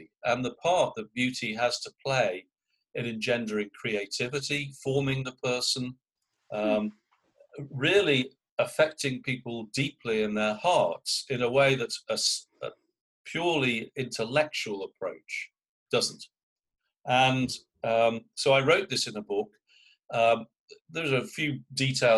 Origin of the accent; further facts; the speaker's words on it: United Kingdom; now in United States; I'm British